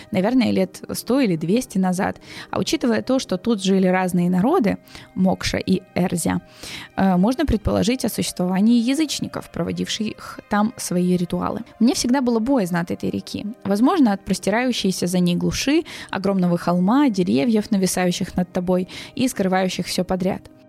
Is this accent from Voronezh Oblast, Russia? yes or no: yes; Voronezh, Voronezh Oblast, Russia; Из Воронежа.